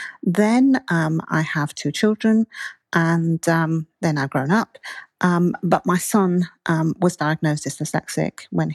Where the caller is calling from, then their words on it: Andalusia, Spain; fine, and I'm talking to you from southern Spain.